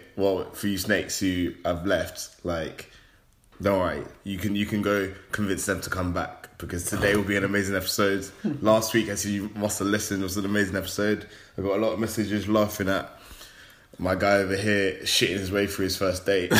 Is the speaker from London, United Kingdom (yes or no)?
yes; London, United Kingdom; we're from London.